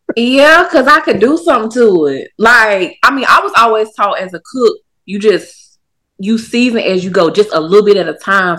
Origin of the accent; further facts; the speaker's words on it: Durham, North Carolina, United States; also born or lived in Savannah, Georgia / Atlanta, Georgia; now in Charlotte, United States; I'm born and raised Durham, North Carolina, but since then I've moved around